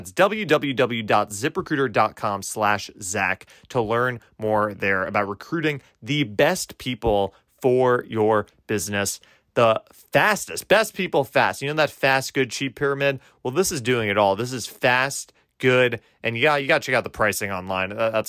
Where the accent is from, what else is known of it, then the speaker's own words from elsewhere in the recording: New York, United States; moved away as an adult; also born or lived in Nashville; I grew up in New York seeing theater